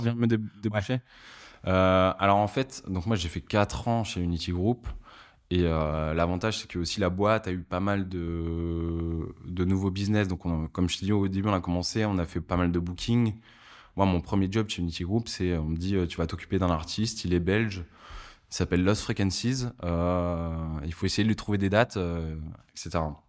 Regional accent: Lille, Hauts-de-France, France; now in Paris, France; j'ai grandi du coup à Lille

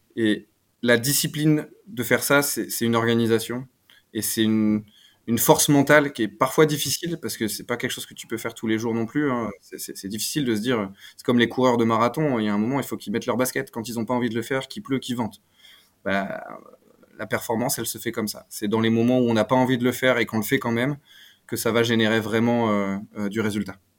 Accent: Picardy, Hauts-de-France, France; Je viens de Picardie.

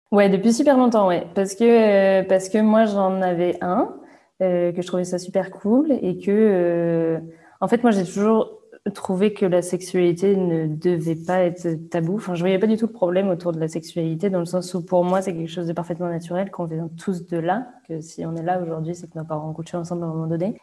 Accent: Vannes, Brittany, France; je viens de Vannes, en Bretagne

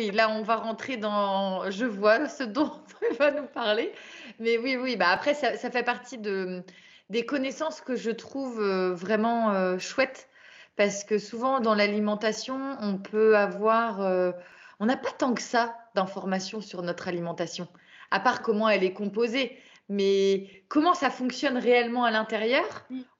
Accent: Brittany, France; Moi, je suis bretonne

